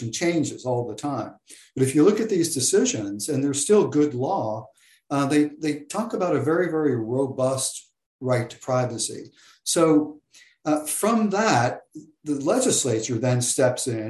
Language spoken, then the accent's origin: English; Florida, United States; now in Texas, United States; I grew up in Florida